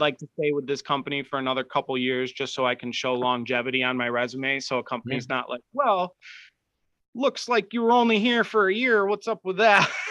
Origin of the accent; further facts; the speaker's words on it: Rochester, New York, United States; I'm from New York